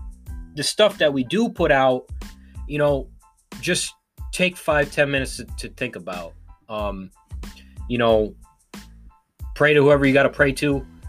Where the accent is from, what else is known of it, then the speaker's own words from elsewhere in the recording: United States; I'm still proud to be an American.